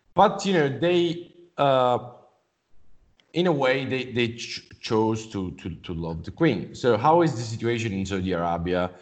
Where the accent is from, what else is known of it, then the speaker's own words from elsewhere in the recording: Italy; from Italy, from Western